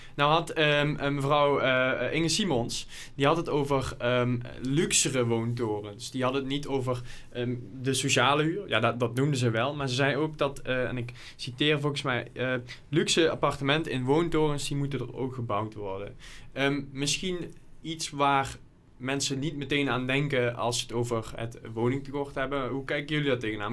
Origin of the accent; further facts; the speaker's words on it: Lottum, Limburg, Netherlands; ik kom zelf uit Lottum, klein dorp in de gemeente Horsen de Maas.